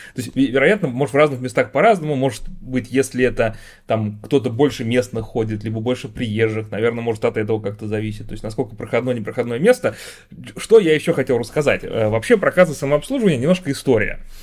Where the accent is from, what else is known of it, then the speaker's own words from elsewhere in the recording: Russia; Я родился и живу в России.